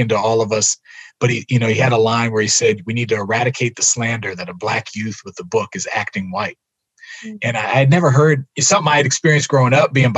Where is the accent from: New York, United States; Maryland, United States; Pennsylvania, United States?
Maryland, United States; Silver Spring; I'm from Silver Spring, Maryland, no connection to Chicago